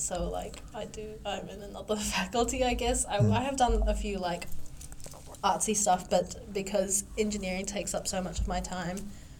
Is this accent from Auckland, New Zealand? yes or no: yes; Auckland, New Zealand; also born or lived in Indonesia; I grew up in the North Shore.